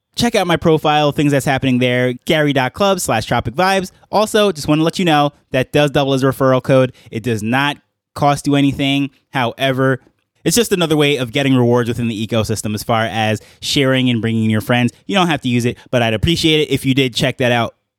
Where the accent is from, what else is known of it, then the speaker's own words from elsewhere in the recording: New York, United States; accent: New York; now in Jamaica; my New York accent living in Jamaica